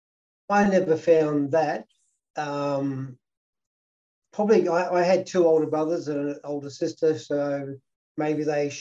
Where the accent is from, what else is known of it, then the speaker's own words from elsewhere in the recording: Victoria, Australia; Oh, it was great. Maui was fantastic. Like, it was a town, people, all the 10-pound poms basically came out from England, and there was Dutch peopl